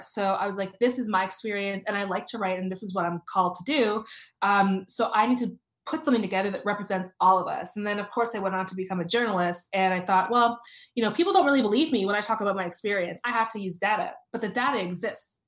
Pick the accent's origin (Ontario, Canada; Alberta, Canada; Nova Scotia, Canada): Ontario, Canada; Toronto; I grew up in Toronto. I grew up, uh, I uh, went to school in North York.